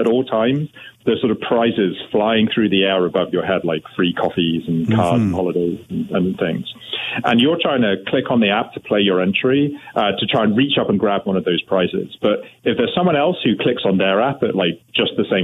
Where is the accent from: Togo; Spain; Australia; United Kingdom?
United Kingdom; now in Canada; I'm now a Canadian. I want to stress that up front, but I'm originally from the UK.